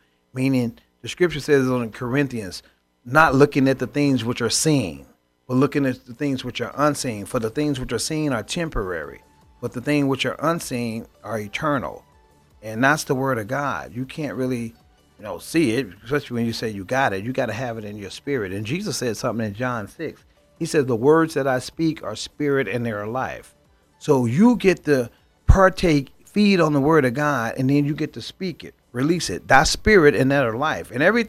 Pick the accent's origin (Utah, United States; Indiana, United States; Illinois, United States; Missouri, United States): Illinois, United States; Chicago; Remember old Milwaukee? I grew up in Chicago.